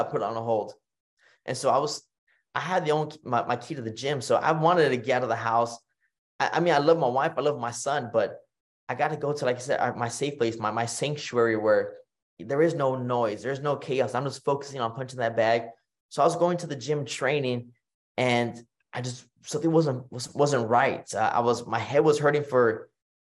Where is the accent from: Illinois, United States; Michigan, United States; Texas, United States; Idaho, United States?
Texas, United States; Kingsville; here in my town, my hometown of Kingsville, Texas